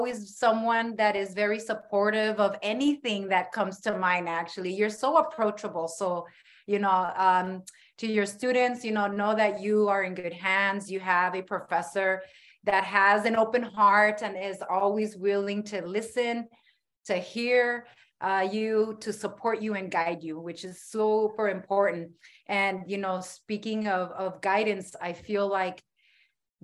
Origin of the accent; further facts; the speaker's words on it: San Diego, California, United States; I'm from the South Bay, San Diego, born and raised here. I'm very proud to be a San Diegan.